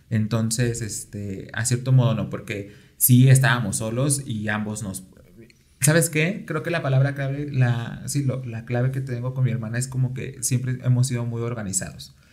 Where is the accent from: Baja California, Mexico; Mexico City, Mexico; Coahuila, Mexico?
Mexico City, Mexico; Nací aquí en la Ciudad de México.